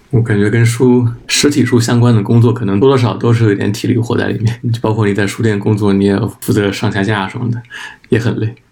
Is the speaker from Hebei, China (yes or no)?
no; Anhui, China; 我是安徽人